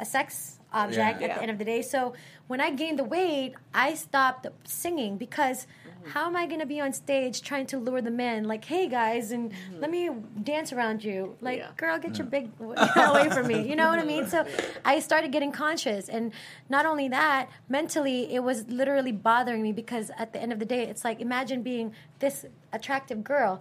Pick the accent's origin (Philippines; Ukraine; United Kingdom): Philippines; now in United States; I was born in the Philippines, and I've been singing since I was in the Philippines, I came to America